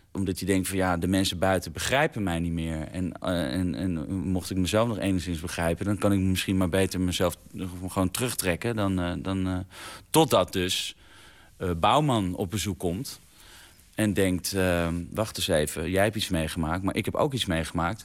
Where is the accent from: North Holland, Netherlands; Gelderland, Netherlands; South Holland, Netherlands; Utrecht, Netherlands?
Utrecht, Netherlands; Vinkenveen; Ik ben opgegroeid in Vinkenveen